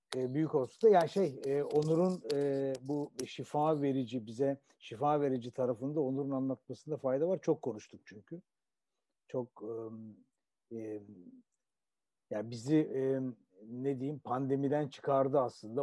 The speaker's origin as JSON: {"language": "Turkish", "country": "Turkey", "said": "bir Türk olarak, Türkiye'li bir biri olarak"}